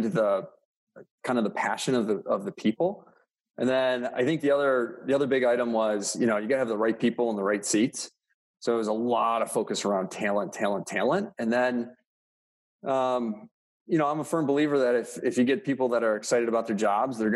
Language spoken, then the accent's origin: English; Rochester, New York, United States; I was born and raised in Rochester, New York